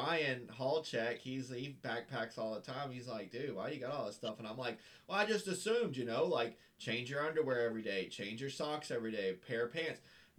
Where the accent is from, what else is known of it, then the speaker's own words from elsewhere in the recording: Florida, United States; And I'm from Florida